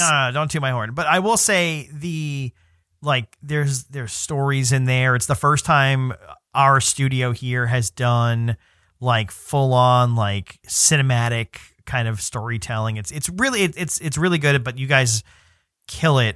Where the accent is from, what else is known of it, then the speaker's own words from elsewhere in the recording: New York City, New York, United States; I'm from New York City